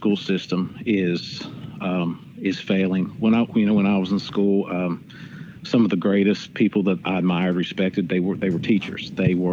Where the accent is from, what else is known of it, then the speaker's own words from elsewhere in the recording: Southern Ohio, United States; My hometown. You know, right across the river from where we're at now, Southern Ohio